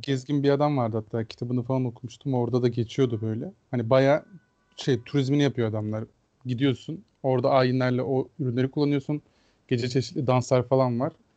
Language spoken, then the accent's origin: Turkish; Afyonkarahisar, Turkey; benim şehrim Afyon.